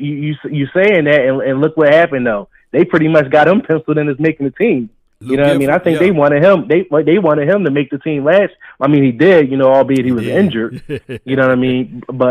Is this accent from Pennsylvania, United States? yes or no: yes; Philadelphia, Pennsylvania, United States; I'm from Philly. Yeah. So you know I'm over here in Shiegel's country.